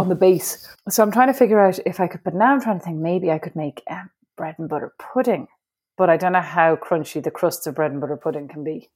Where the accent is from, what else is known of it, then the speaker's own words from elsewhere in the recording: Ireland; moved away as an adult; as an Irish woman